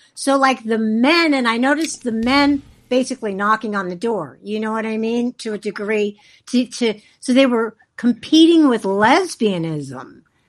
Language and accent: English; California, United States; I'm from California, too.